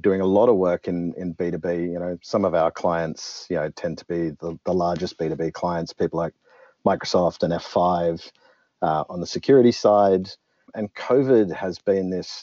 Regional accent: Australia; I'm Australian and I started my career down south

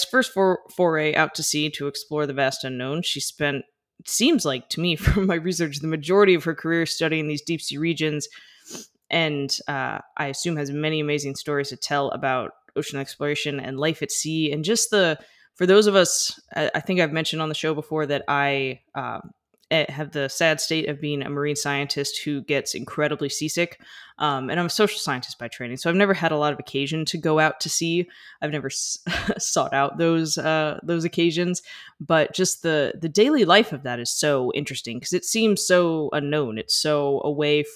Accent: United States; I'm an American and we didn't grow up on the metric system

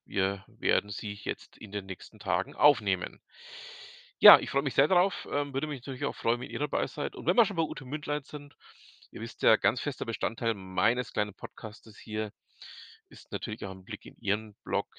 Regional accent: Franconia, Bavaria, Germany; bei uns in Franken

